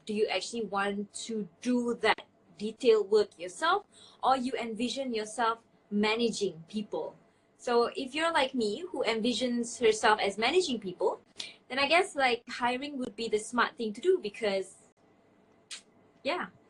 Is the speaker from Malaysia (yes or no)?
yes; Malaysia; now in Saudi Arabia; I am an entrepreneur living in Saudi Arabia, but I'm originally from Malaysia